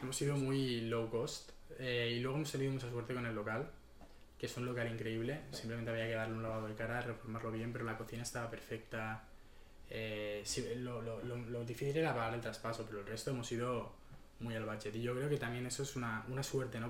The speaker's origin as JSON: {"language": "Spanish", "town": "Barcelona", "region": "Catalonia", "country": "Spain", "tie": "born or raised there", "also_born_or_lived": "Madrid / Berlin", "said": "yo soy un chico de, Barcelona, eh, nací en Madrid pero he vivido toda mi vida aquí"}